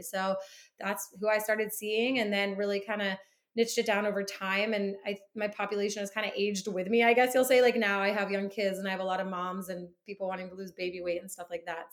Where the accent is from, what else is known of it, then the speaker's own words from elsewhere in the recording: Midwest, United States; moved away as an adult; also born or lived in South Carolina; now in Boston, United States; I grew up in the Midwest.